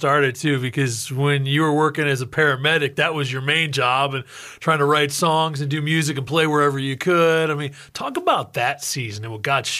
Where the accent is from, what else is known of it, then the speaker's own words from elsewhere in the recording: Oregon, United States; So growing up in Oregon, you know, our parents are hustling to pay the bills.